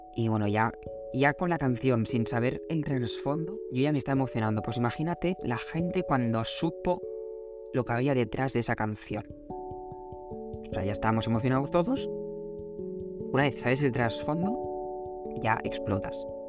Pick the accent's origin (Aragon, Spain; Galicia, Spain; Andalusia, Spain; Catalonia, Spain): Catalonia, Spain; Barcelona; los dos somos de Barcelona